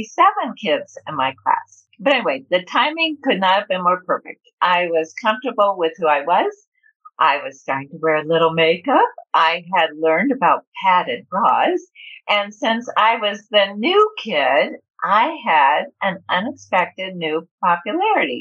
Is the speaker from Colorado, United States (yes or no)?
yes; Denver, Colorado, United States; moved away as an adult; also born or lived in Milwaukee, Wisconsin / Laramie, Wyoming / Tulsa, Oklahoma / Washington, D.C.; where I consider home is when we moved here to beautiful Denver, Colorado, when I was about five